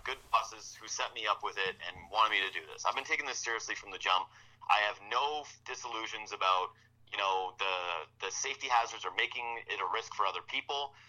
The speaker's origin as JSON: {"language": "English", "town": "Whitehorse", "region": "Yukon", "country": "Canada", "moved": "yes", "said": "I'm from Whitehorse, Yukon originally. I didn't really want to live in a small place again."}